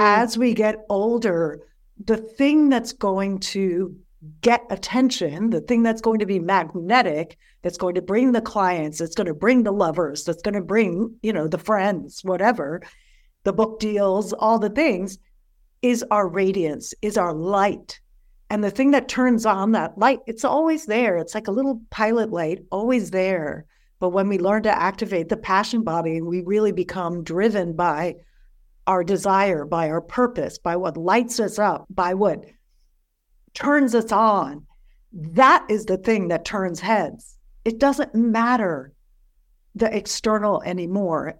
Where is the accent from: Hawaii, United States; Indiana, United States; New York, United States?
New York, United States; moved away; I'm from New York originally